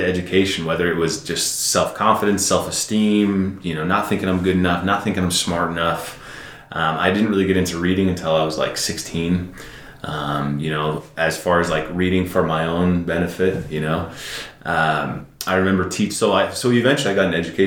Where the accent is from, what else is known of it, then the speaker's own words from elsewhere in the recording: San Francisco, California, United States; I'm from San Francisco